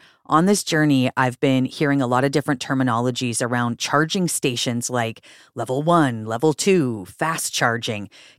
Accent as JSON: {"language": "English", "town": "Prince Rupert", "region": "British Columbia", "country": "Canada", "tie": "born or raised there", "said": "I'm from the north. I grew up in Prince Rupert, British Columbia, which is, you know, it's on the coast, but it's fairly isolated."}